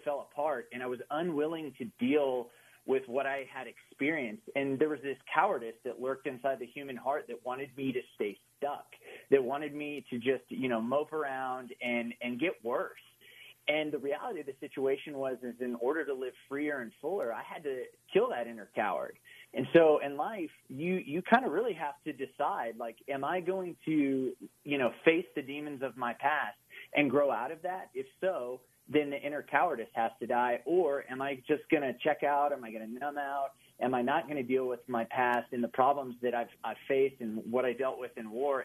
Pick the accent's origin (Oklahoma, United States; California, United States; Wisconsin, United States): Oklahoma, United States; moved away; also born or lived in Austin, Texas; I grew up in Oklahoma, like in the buckle of the Bible Belt